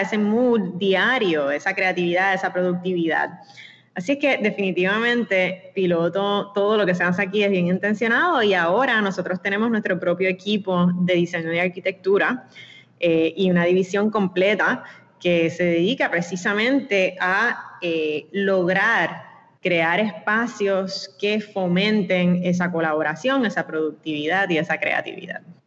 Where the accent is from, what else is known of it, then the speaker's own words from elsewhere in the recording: Puerto Rico; Nosotros todos, yo creo, como puertorriqueños, nos sentimos bien puertorriqueños